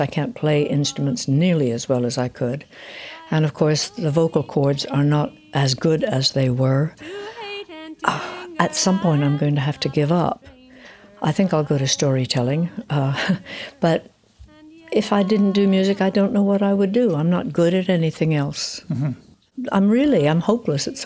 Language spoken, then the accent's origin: English; United States; moved away as an adult; also born or lived in England; now in Oxford, United Kingdom; I'd been brought up in the States, but I left when I was 20, 21